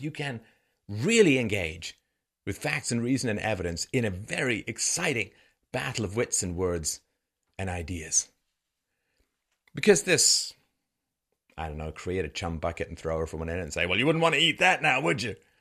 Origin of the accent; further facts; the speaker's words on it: England, United Kingdom; also born or lived in Ireland; now in Canada; I was born in Ireland. I grew up in England. I live in Canada